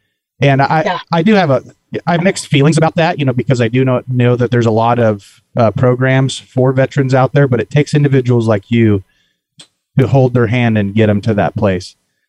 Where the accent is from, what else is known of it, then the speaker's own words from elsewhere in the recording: Kansas, United States; I'm from, I'm actually from the Fort Riley area here in the wonderful state of Kansas.